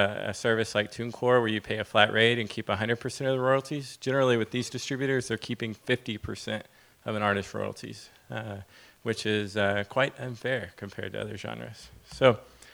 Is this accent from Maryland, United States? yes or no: no; Nashville, Tennessee, United States; I'm from Nashville